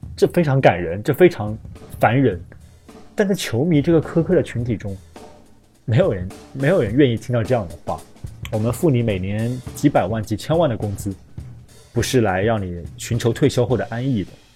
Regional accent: China; 我们中国人

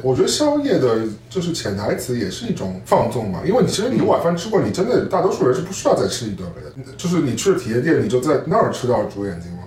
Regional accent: Shanghai, China; now in New York, United States; 我在纽约的上海人

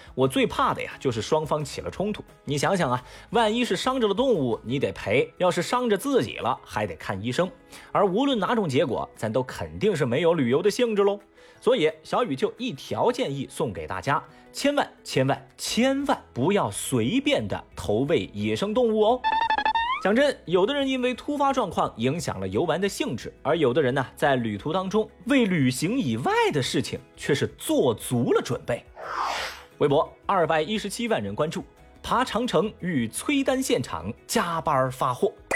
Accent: Chengdu, Sichuan, China; 按照我们成都人的说法呀

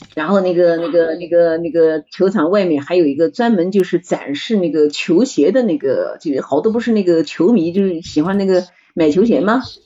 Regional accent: China; 我们中国人

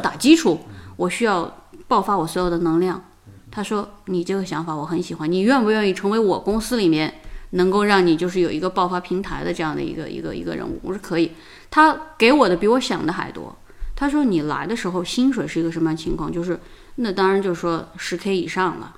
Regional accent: Qinghai, China; moved away as an adult; also born or lived in Beijing; now in Australia; 实际上就是说在青海， 当然我是从高原上来的

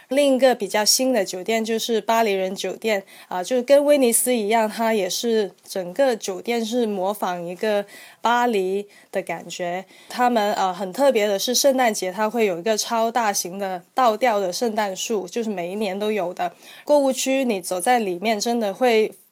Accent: Guangzhou, Guangdong, China; accent: Hong Kong-style; first language Cantonese; Chinese is a second language; 我就是广州人，就是我母语，就是粤语，所以，呃，我普通话可能会说得有些港式一点

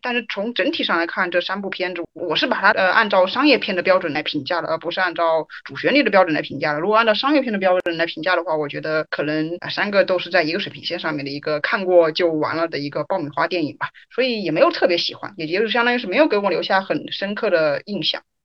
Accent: China; 作为中国人的话，对于这种个人主义和集体主义，其实我觉得我们都还是有一定的服从性的

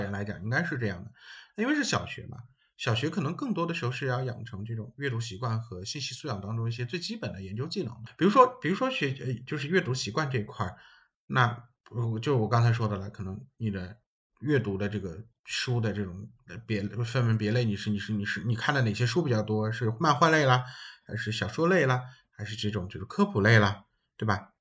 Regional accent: China; 然后是我们中国人翻译的

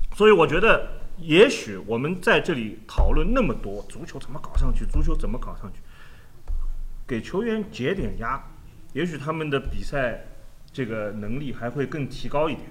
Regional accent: China; 以我们中国人的生活方式，以我们中国的文化来说

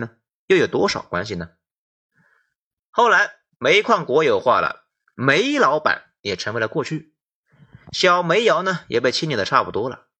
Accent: Shanxi, China; 哎，说实话，作为一个山西人，很惭愧，觉得山西呢跟山东、河北那还是有很大距离的，跟河南有一拼，其他省呢不了解。今天呢，咱们重点来说一下我们山西

